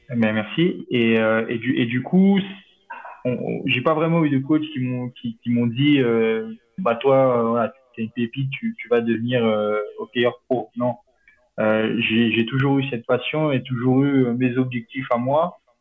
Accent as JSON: {"language": "French", "town": "Chamonix", "region": "Auvergne-Rhône-Alpes", "country": "France", "tie": "born or raised there", "moved": "yes", "said": "je suis originaire de Chamonix-Mont-Blanc"}